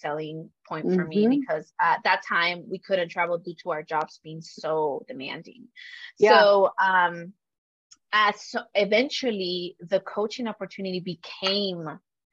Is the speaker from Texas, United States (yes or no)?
yes; Dallas, Texas, United States; moved away as an adult; also born or lived in Michigan; I come from Dallas, which, you know, is kind of like a big city now